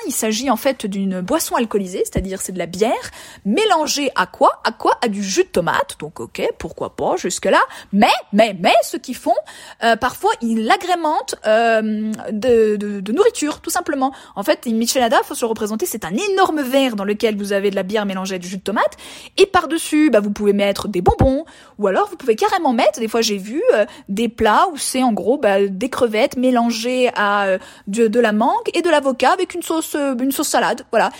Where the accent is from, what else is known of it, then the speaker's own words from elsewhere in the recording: France; moved away as an adult; now in Mexico; En tant que française lambda qui ne connaissait pas la cuisine mexicaine avant de venir ici